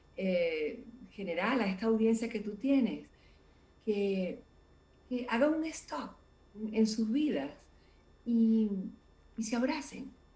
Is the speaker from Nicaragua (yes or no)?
no; Venezuela; como venezolano o como latinoamericano